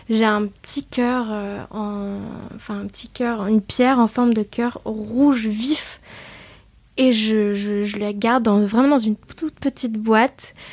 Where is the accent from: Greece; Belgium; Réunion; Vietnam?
Vietnam; Euh, bon, déjà, euh, dû à mon enfance au Vietnam, j'ai des, des, bouddhas un peu partout chez moi.